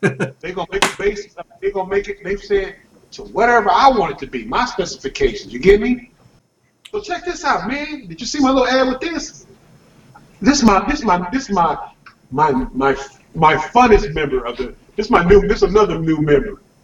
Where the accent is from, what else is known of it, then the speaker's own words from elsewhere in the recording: California, United States; I'm from California